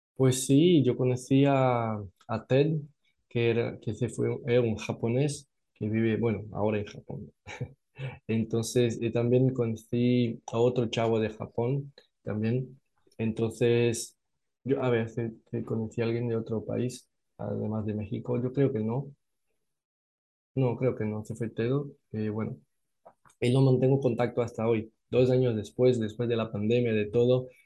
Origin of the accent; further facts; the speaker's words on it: Natal, Rio Grande do Norte, Brazil; Spanish is a second language; yo soy de Natal, Norte, es la parte de nordeste de Brasil